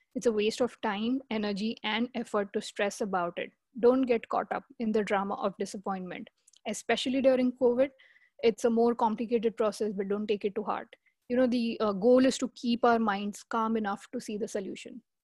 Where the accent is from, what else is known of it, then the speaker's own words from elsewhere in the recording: India; moved away as an adult; I'm from India.